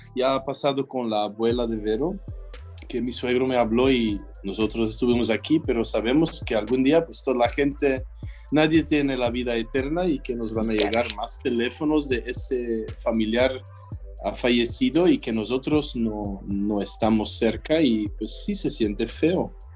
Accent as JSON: {"language": "Spanish", "country": "Belgium", "also_born_or_lived": "Mexico", "said": "sigo siendo belga"}